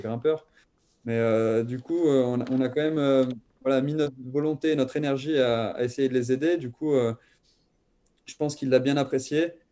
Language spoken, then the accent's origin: French; Thonon-les-Bains, Auvergne-Rhône-Alpes, France; also born or lived in Lyon; quand j'ai déménagé de Lyon jusqu'à Tonon-les-Bains, où, mon père, en fait, il connaissait quelqu'un qui, qui tenait l'école de vélo de Tonon-les-Bains. Et donc, euh, on s'est inscrit, euh, mon frère et moi, mais moi, j'avais peut-être 4 ans